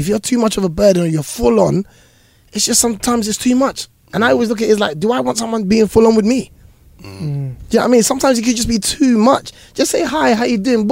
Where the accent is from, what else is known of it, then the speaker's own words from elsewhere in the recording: London, United Kingdom; I'm this boy from East London, Hackney, who used to watch this show.